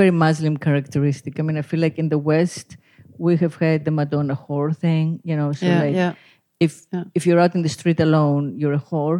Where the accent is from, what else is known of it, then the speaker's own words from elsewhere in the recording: Greece; moved away; the town where I grew up on the Greek island where I was born